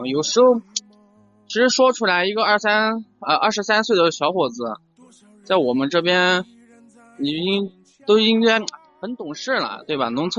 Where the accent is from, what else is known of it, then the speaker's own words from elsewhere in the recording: Sichuan, China; now in Chengdu, China; 我九八年的，去年就我们是四川的，家在一个小城市。然后在去年四月份的时候来到了四川的成都，就是来成都，第一是因为家是农村的嘛，